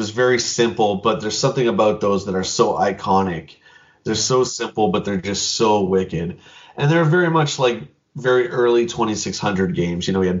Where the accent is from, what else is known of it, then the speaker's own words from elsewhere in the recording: London, Ontario, Canada; That was in my hometown here. That was, I think, on the last day. We did one more trip to the local shops in our town of London here.